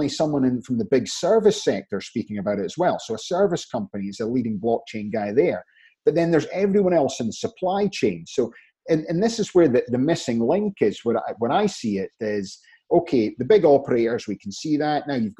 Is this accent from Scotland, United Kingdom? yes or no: yes; Scotland, United Kingdom; moved away; back in Scotland where I'm from, we're all involved in the oil industry because we're based from Aberdeen